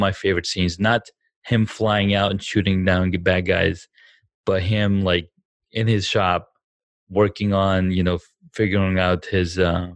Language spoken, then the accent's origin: English; Saudi Arabia; moved away as an adult; now in United States; I grew up in Saudi Arabia.